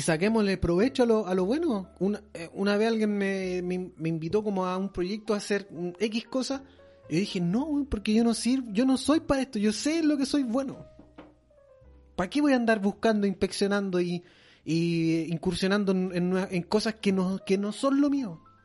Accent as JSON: {"language": "Spanish", "country": "Chile", "said": "nosotros como chilenos"}